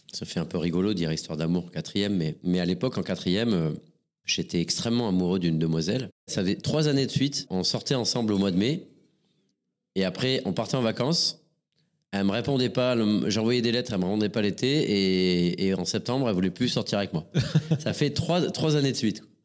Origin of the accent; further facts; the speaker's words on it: Montpellier, Occitania, France; je suis né une première fois euh, à Montpellier euh, le 16 avril 1974